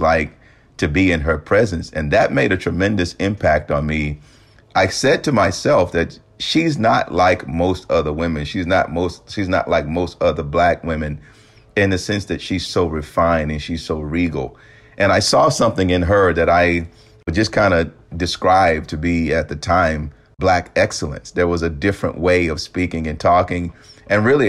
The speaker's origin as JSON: {"language": "English", "region": "the South", "country": "United States", "tie": "born or raised there", "said": "growing up in the South"}